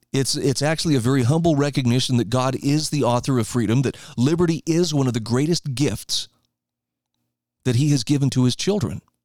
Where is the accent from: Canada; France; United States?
United States; Idaho; In my home state of Idaho